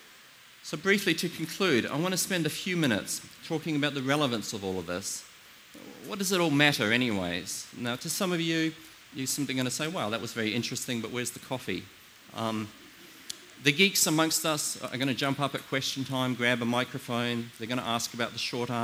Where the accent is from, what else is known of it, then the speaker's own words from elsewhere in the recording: New Zealand; I come from New Zealand